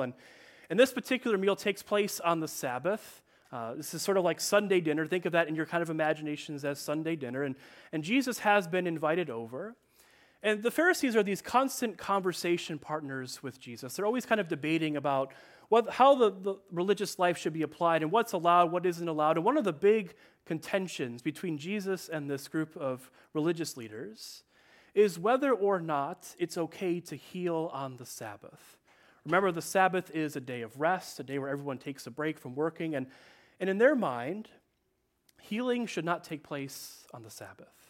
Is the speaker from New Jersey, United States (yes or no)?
no; Chicago, Illinois, United States; also born or lived in Detroit area; now in Detroit, United States; I am from Chicago